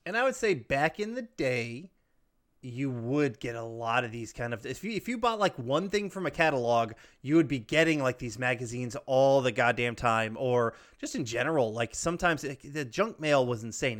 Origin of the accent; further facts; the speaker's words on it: the South, United States; growing up in the South, fried okra is a staple